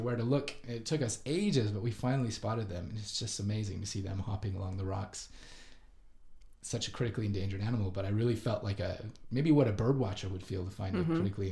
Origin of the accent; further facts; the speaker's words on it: Canada; moved away as an adult; now in Japan; I am from Canada, but I've been in Japan for the last 12 years or so